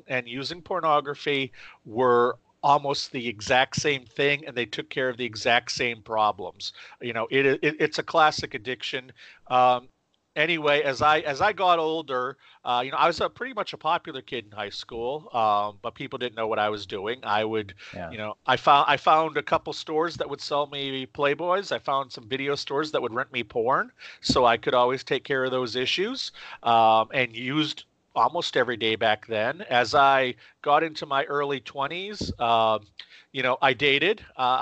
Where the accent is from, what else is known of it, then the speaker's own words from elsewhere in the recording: Maine, United States; I ended up starting a magazine in my hometown here in Maine. I live in central Maine